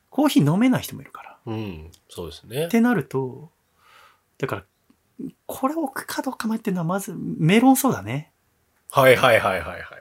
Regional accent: Kansai, Japan; 嬉しいですね関西人としては

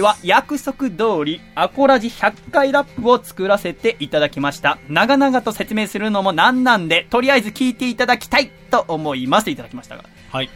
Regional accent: Yokohama, Kanagawa, Japan; 横浜の私の実家

